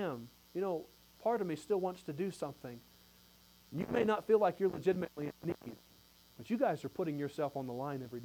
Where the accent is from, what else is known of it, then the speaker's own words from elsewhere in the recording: United States; we're American people